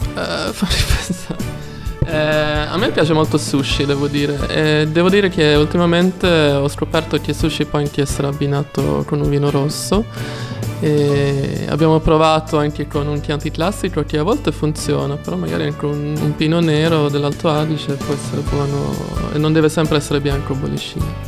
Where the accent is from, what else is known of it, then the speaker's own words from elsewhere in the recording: Sweden; Italian is a second language; moved away as an adult; now in Florence, Italy; essendo svedese